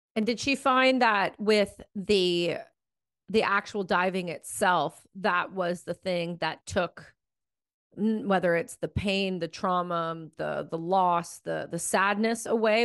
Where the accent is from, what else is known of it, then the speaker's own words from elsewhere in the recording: Ontario, Canada; when I grew up in Ontario